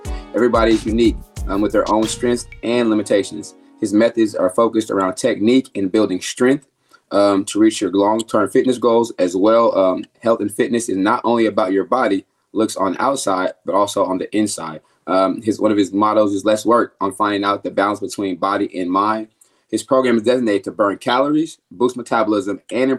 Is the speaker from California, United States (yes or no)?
yes; California, United States; we both Cali people